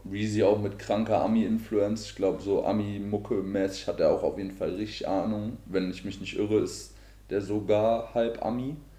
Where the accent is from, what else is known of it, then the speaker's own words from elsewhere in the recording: Marburg, Hesse, Germany; ich komme aus äh, Marburg, aus Hessen